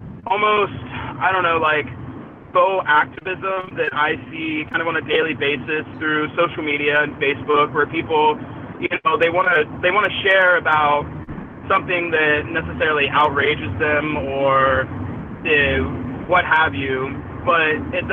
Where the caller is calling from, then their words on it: Los Angeles, California, United States; Hey, what's up, guys? … from L.A.